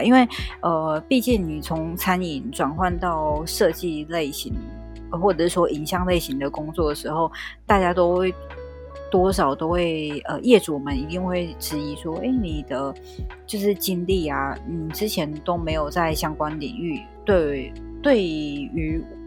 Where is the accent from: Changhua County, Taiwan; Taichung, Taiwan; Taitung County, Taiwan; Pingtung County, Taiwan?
Taichung, Taiwan; moved away as an adult; now in Taipei, Taiwan; 在二零一五之前，我在我的家乡，我的家乡在台中哦，然后是二零一五之后我来台北